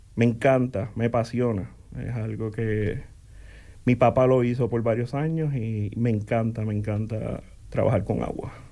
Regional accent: Coamo, Puerto Rico; moved away as an adult; also born or lived in Aibonito, Puerto Rico; now in Bloomington, United States; Nací en Coamo, en Aybonito, Puerto Rico

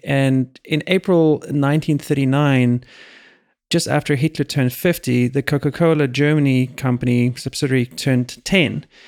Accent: South Africa; now in United States; I was born in South Africa

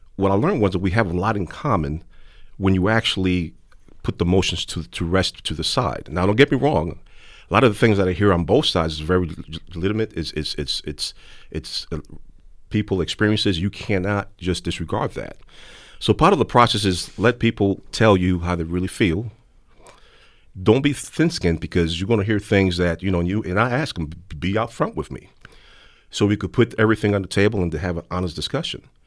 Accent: New York City, New York, United States; when I was growing up in the South Bronx

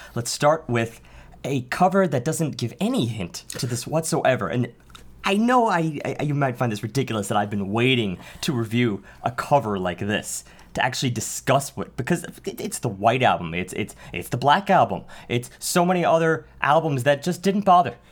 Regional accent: New York City, New York, United States; I can not claim to be anything besides a Staten Islander.

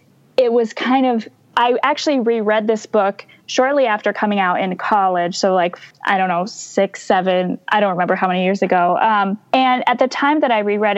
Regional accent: Ann Arbor, Michigan, United States; I grew up in Ann Arbor, Michigan

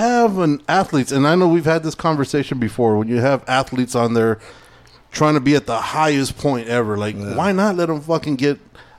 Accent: Idaho, United States; Is that an excuse? I'm from Idaho, so I don't.

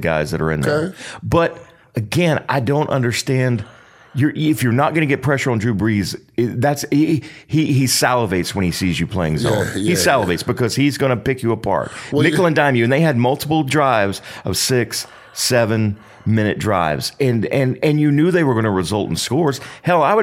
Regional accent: Plant City, Florida, United States; I played at Pinecrest Little League and Plant City High School

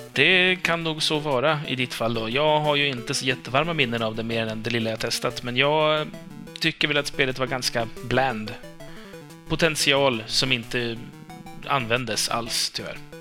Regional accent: Sweden; jag kommer från Sverige

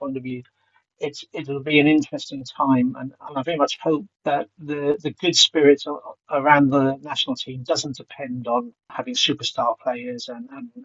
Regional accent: Swansea, Wales, United Kingdom; now in London, United Kingdom; I was born in Swansea. Remained a Swansea City fan, although I live in London now.

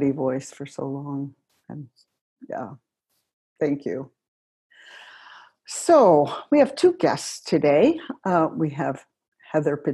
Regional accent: United States; also born or lived in West Virginia / Ohio / Portland; now in Minnesota, United States; I grew up in West Virginia and Ohio

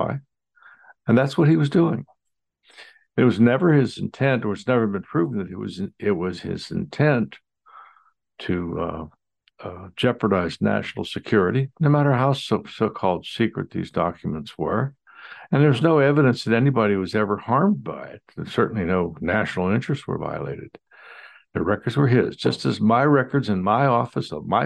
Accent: United States; as an American

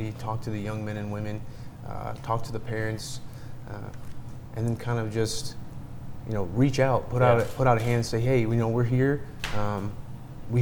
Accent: Alaska, United States; moved away as an adult; I'm from Alaska

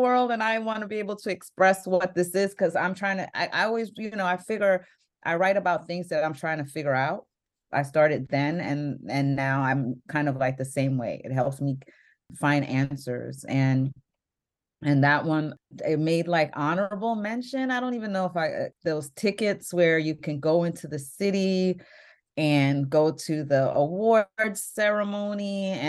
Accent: New York City, New York, United States; I was from Brooklyn.

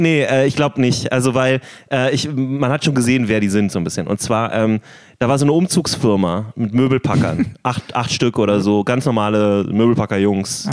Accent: Berlin, Germany; Wir sind beide in Berlin groß geworden, auch mehr oder weniger in derselben Gegend

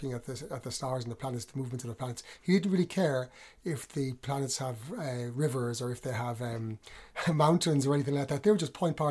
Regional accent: Athlone, Leinster, Ireland; moved away as an adult; also born or lived in Austria; now in Coventry, United Kingdom; I was born in Athlone in the centre of Ireland

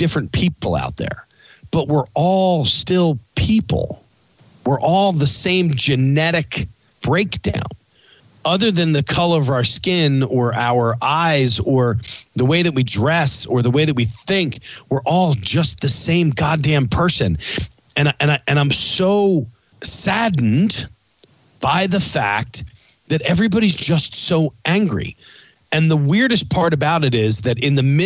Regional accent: East Coast, United States; I grew up on the East Coast

